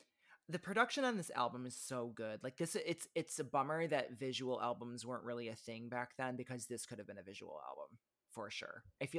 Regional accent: Benton Harbor, Michigan, United States; I grew up in Benton Harbor, Michigan. We did not live super far from Chicago. We were about 90 minutes away from Chicago.

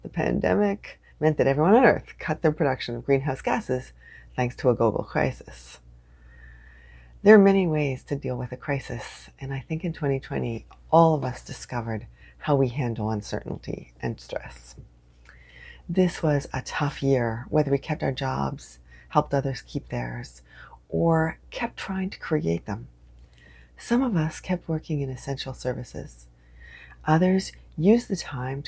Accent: Canada; I am unapologetically Canadian

